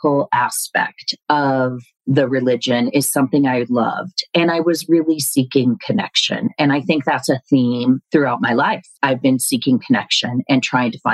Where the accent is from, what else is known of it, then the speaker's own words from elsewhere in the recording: Denver, Colorado, United States; born and raised in Denver, Colorado